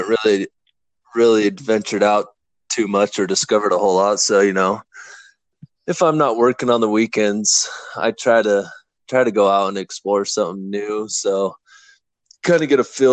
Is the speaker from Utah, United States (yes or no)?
yes; Tooele, Utah, United States; moved away as an adult; also born or lived in Kearns, Utah / Cascade, Idaho; Lived in Tooele, Utah till I was 19 years old, and then got married and with my wife Brianna, moved up north into Idaho